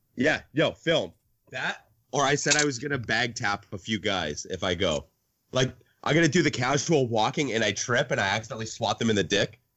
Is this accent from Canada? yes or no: yes; Canada; since I'm Canadian